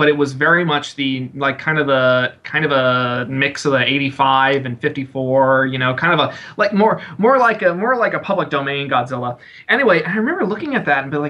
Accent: San Antonio, Texas, United States; now in Austin, United States; I was born and raised in San Antonio and living in Austin

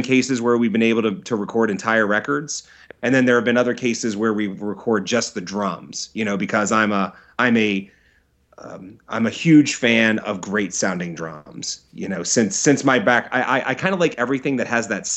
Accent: Philadelphia, Pennsylvania, United States; moved away as an adult; also born or lived in Los Angeles area; now in Los Angeles, United States; I'm from Philadelphia, I moved out to the LA area from Philadelphia about 3 years ago.

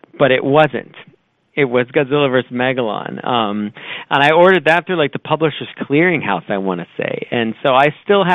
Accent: Pittsburgh, Pennsylvania, United States; I grew up in Pittsburgh, Pennsylvania

